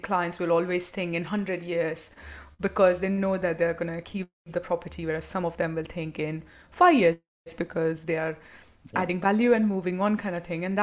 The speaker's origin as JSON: {"language": "English", "town": "Mumbai", "region": "Maharashtra", "country": "India", "tie": "born or raised there", "moved": "yes", "lives_now": "United Kingdom", "said": "That's how I grew up in Mumbai in India, and that's how I remember my childhood to be"}